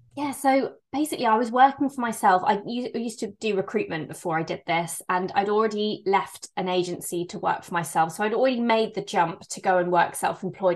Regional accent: Bristol, South West England, United Kingdom; I'm from Bristol in England

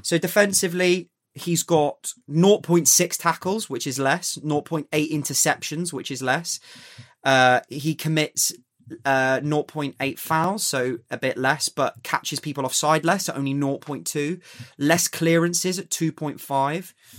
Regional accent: England, United Kingdom; I want England to do well as an Englishman

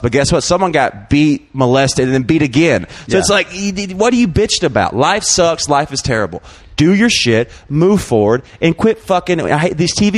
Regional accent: Alabama, United States; now in Austin, United States; I'm from Alabama in a trailer.

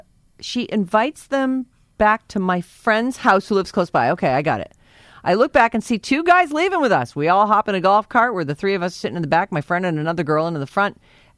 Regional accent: Napa, California, United States; My husband and I grew up here in Napa.

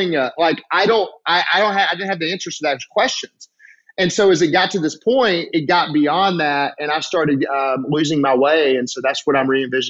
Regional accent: Alabama, United States; I'm from Alabama

